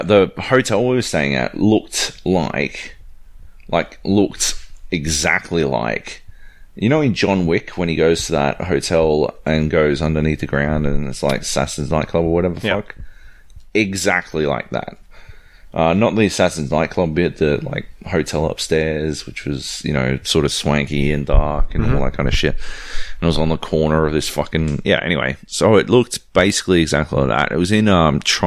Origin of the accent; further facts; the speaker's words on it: Australia; we're the Aussie contingent